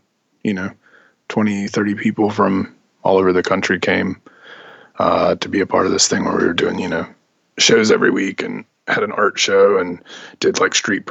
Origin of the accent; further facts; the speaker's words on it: Gaston County, North Carolina, United States; moved away; also born or lived in Pennsylvania / Charlotte; I grew up actually outside of Charlotte in Gaston County. Mm-hmm. It's pretty close to Charlotte, but real rural part of North Carolina.